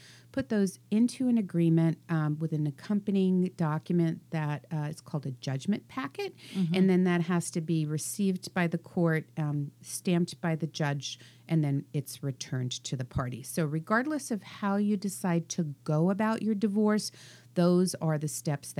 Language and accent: English; East Coast, United States; moved away; I'm from the East Coast, so we do everything on steroids.